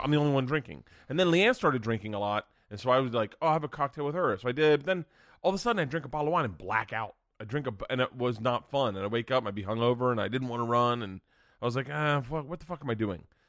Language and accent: English; Tampa, Florida, United States; moved away; I'm from Tampa. I grew up in Tampa when the Bucks sucked